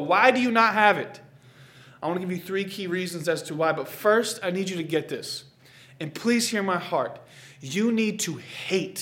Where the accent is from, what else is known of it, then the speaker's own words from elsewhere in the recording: Boston, Massachusetts, United States; also born or lived in Oklahoma / Florida; I'm speaking as a Bostonian